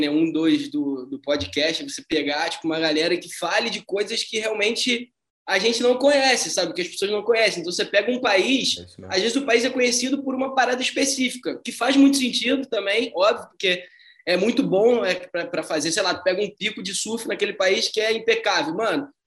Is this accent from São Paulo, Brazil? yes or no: no; Rio de Janeiro, Brazil; Não, não, não, sou carioca.